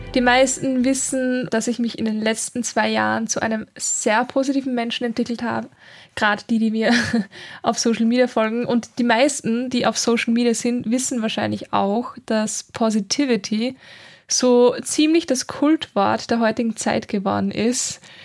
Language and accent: German; Linz, Upper Austria, Austria; moved away as an adult; now in Vienna, Austria; ich bin nämlich ursprünglich aus Oberösterreich in Linz, also ich bin in Linz geboren